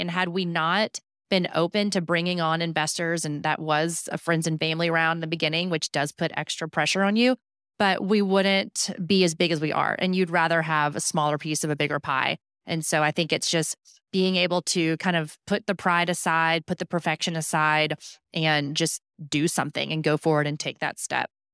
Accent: Houston, Texas, United States; I grew up in Houston

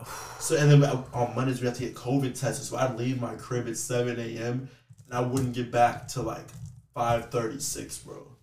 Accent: Texas, United States; I'm from Texas

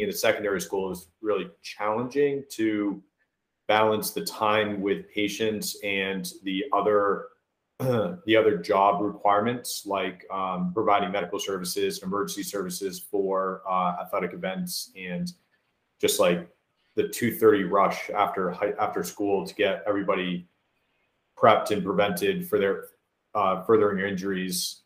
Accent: Keene, New Hampshire, United States; moved away; also born or lived in Biddeford, Maine / Indiana; I'm originally from Southern New Hampshire. Grew up outside of Keene, New Hampshire

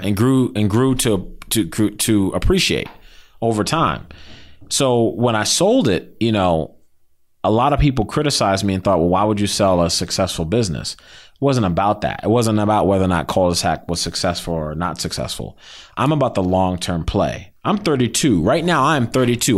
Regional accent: Silver Spring, Maryland, United States; also born or lived in Baltimore, Maryland; I'm from Silver Spring.

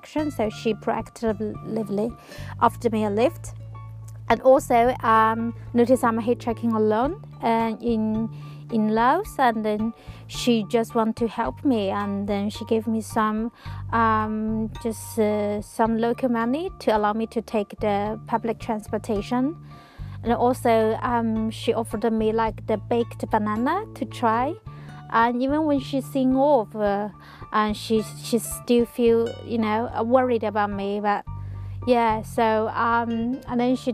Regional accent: Changchun, Jilin, China; my hometown, Changchun

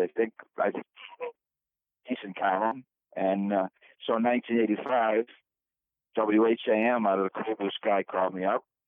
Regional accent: Brighton, New York, United States; I grew up in Brighton, Josh, at 12 Corners

